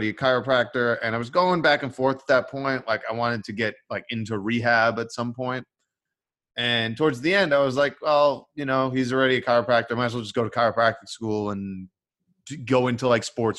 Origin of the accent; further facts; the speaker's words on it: New York, United States; I'm from New York. Both my parents from Brooklyn. Like both Brooklyn Italian family